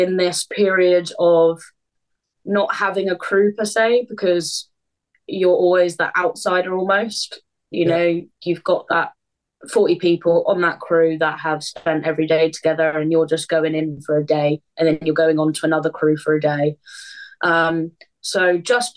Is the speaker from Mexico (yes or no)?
no; Southampton, South East England, United Kingdom; moved away as an adult; I'm born and bred in Southampton